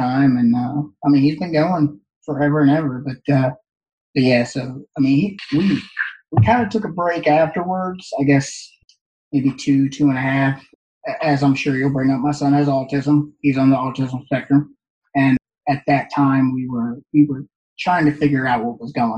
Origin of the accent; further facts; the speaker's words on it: Northeast, United States; growing up in the Northeast